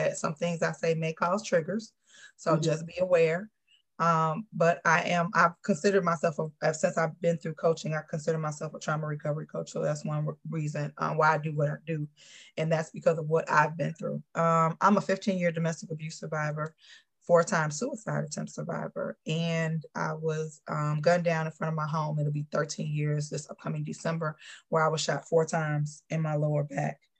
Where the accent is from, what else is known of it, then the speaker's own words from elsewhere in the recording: Chicago, Illinois, United States; I am Chicago born and bred